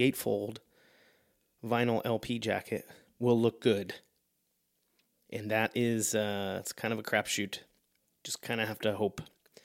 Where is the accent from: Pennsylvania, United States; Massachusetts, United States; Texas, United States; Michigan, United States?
Pennsylvania, United States; Pittsburgh; I'm from Pittsburgh